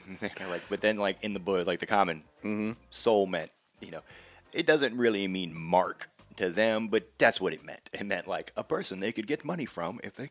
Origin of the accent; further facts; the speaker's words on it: Virginia, United States; when I grew up in Virginia